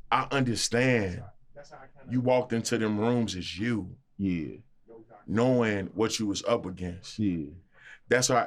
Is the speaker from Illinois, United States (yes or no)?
yes; Chicago, Illinois, United States; I'm from Chicago. You know what I'm saying?